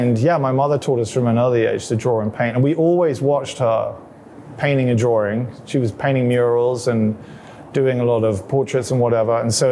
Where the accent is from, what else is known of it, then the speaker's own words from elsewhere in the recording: England, United Kingdom; I went to a lot of boarding schools, so I didn't actually spend a lot of time growing up in London, I wouldn't say. And we moved around England a lot when I was growing up.